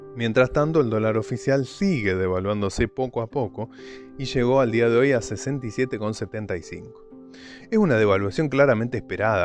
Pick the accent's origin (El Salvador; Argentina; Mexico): Argentina; somos argentinos